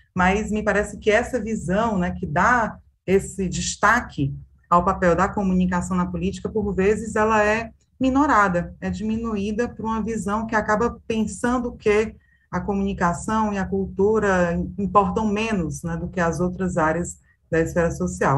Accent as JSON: {"language": "Portuguese", "country": "Brazil", "said": "nós que somos brasileiros, brasileiras"}